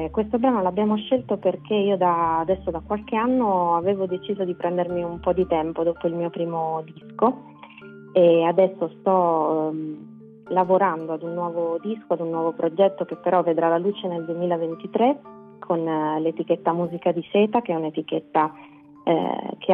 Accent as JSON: {"language": "Italian", "town": "Pescara", "region": "Abruzzo", "country": "Italy", "also_born_or_lived": "Milan", "moved": "as an adult", "said": "io ho vissuto 12 anni a Milano, adesso sono tornata da poco qui a Pescara"}